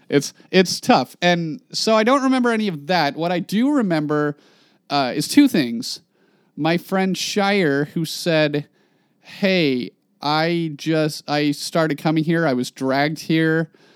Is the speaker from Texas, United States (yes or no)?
no; Klamath Falls, Oregon, United States; moved away as an adult; I'm from Klamath Falls, Oregon.